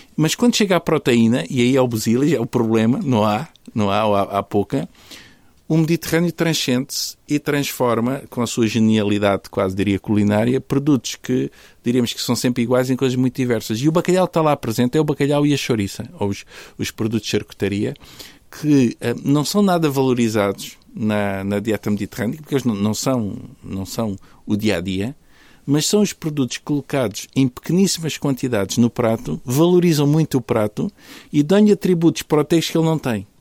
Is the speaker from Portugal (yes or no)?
yes; Faro, Algarve, Portugal; now in Porto, Portugal; eu nasci no Sul, no Sul Algarvio, nasci em Faro